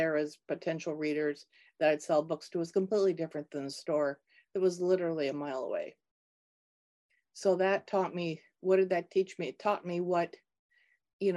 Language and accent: English; Minnesota, United States; I grew up in Minnesota, not far from the University of Minnesota campus.